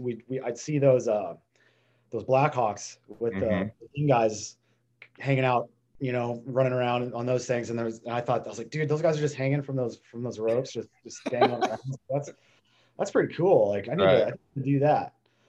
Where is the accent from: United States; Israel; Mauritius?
United States; Western Nebraska; I grew up in Western Nebraska, small town, hunting and fishing. I thought about 20,000, but we were the city kids in Western Nebraska.